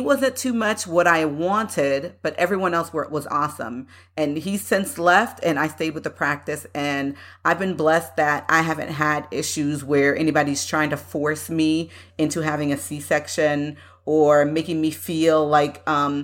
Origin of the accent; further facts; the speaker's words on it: United States; I myself growing up in the United States